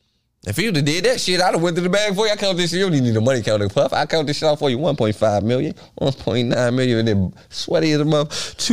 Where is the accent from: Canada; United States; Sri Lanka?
United States; Washington, District of Columbia; I'm from Washington, D.C. I got, like, cheat growing up.